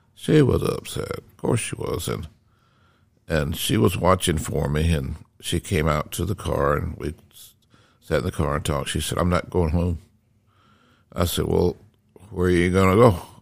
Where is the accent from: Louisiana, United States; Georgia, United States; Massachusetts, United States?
Georgia, United States; Decatur; I grew up in Decatur, Georgia, which is right, it's just right next to Atlanta